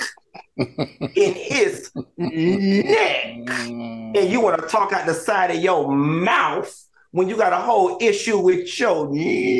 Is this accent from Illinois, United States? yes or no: no; Miami, Florida, United States; I'm from Miami. I ain't from Florida. I'm from Miami